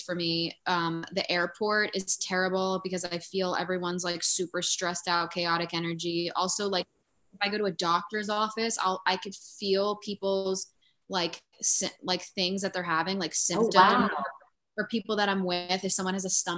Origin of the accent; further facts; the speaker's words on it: near Asbury Park, Jersey Shore, New Jersey, United States; I grew up. Really close to Asbury Park in like the town next to it